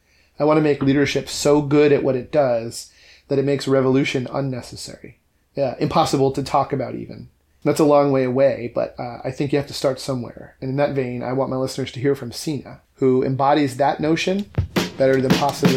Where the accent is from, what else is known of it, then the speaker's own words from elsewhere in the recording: New York, United States; moved away; I grew up in New York, in and around the city, so it was pretty dense and busy. Even when I was in the suburbs, this New York suburbs where I went to high school might have been the equivalent of like a Ballard.